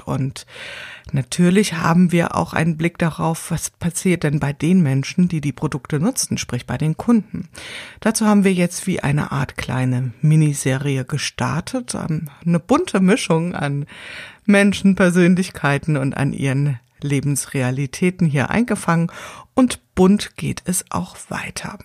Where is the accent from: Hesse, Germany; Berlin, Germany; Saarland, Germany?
Hesse, Germany; Wiesbaden; ich komme ja hier aus Wiesbaden